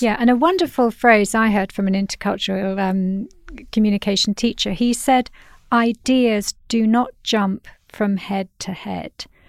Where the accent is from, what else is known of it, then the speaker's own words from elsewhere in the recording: United Kingdom; as a Brit